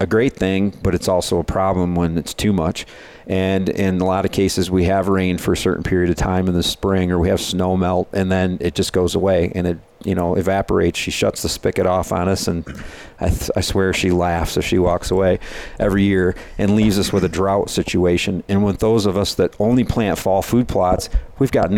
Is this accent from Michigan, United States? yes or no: yes; Michigan, United States; we're from Michigan, we call it the dirty sand capital of the world. There in Michigan